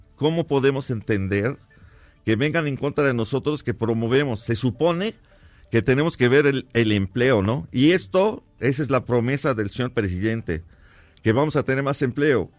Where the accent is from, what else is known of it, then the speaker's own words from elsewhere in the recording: Mexico City, Mexico; yo crecí en la Merced, llevo 42 años en la Merced